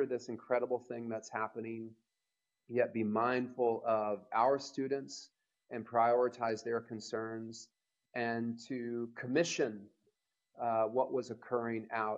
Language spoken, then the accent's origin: English; Louisville, Kentucky, United States; I'm from Louisville, Kentucky